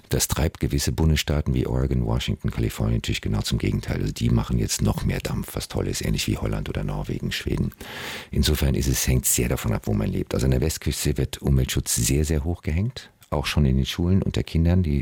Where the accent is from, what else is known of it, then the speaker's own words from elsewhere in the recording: Frankfurt, Hesse, Germany; born there; ich bin in Frankfurt geboren. Das ist nicht unbedingt eine äh, Strandstadt.